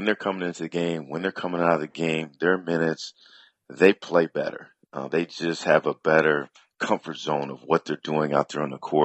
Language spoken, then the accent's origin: English; Detroit, Michigan, United States; born and raised in Detroit, Michigan